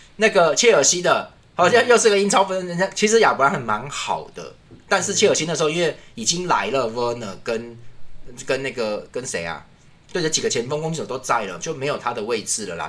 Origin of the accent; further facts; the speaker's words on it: Taiwan; 我们是台湾人